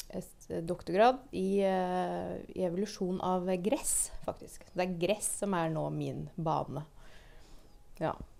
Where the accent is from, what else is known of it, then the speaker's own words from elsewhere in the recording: Moss, Østfold, Norway; jeg vokste opp på Jeløya